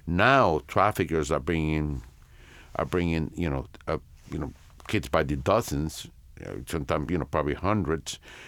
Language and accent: English; Santiago de Cuba, Cuba; And we would go from Tampa to Santiago, my hometown, to the same hospital where I was born.